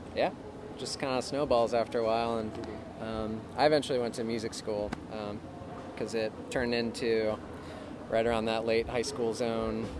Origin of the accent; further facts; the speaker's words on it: South Florida, United States; moved away as an adult; now in Chapel Hill, United States; Grew up in South Florida